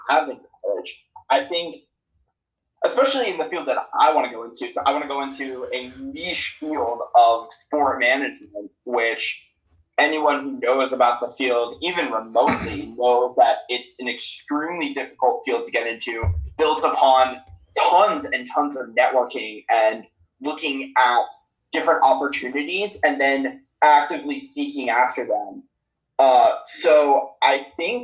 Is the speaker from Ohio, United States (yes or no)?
no; South Florida, United States; also born or lived in New York; I did move from New York when I was 3 years old, and I grew up in the South Florida region ever since